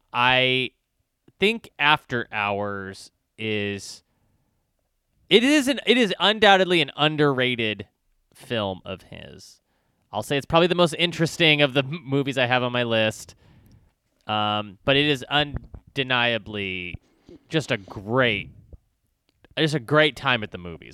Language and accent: English; Texas, United States; I grew up in Texas